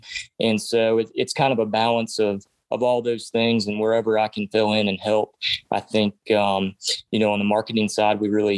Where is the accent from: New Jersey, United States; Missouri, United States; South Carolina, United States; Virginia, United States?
Virginia, United States; Shenandoah Valley; also born or lived in Texas / Washington, D.C.; I grew up on a cattle farm in the Shenandoah Valley of Virginia. So I grew up a cattle farmer.